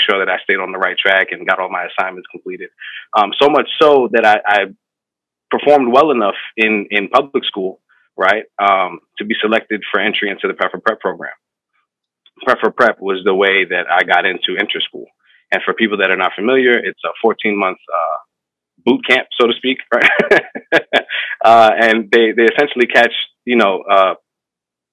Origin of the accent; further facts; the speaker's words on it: New York City, New York, United States; I'm from the Bronx, the northeast side of the Bronx, the Baychester area